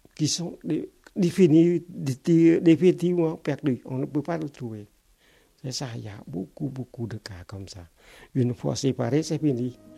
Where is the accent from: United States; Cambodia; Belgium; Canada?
Cambodia; French is a second language; moved away as an adult; also born or lived in Phnom Penh, Cambodia; now in Toulouse, France; moi et une, autre Cambodgienne